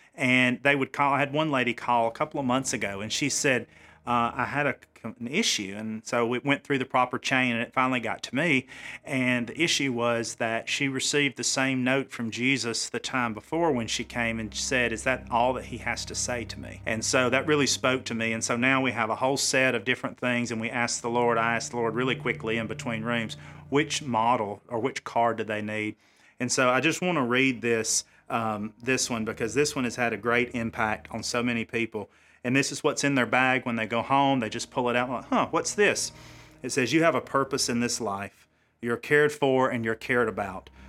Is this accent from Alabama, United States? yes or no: yes; Cedar Bluff, Alabama, United States; God put me back in my hometown and put me back serving, uh, my home people, if I will, my family in Cherokee County